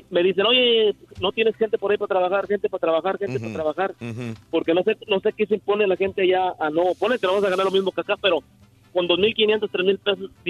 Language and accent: Spanish; Monterrey, Nuevo León, Mexico; yo soy de Monterrey.